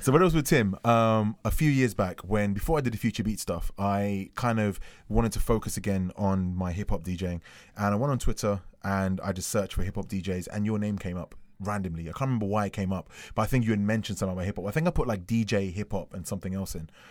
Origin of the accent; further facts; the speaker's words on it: London, United Kingdom; I'm from London.